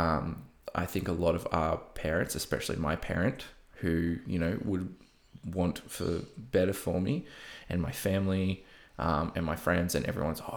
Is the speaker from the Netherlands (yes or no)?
no; Coffs Harbour, New South Wales, Australia; moved away as an adult; also born or lived in Sunshine Coast, Australia; now in Melbourne, Australia; Coffs Harbour, my hometown